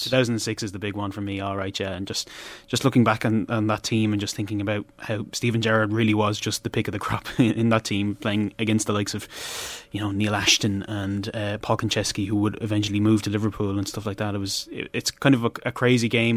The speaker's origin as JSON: {"language": "English", "town": "Wexford", "region": "Leinster", "country": "Ireland", "said": "we are from Wexford"}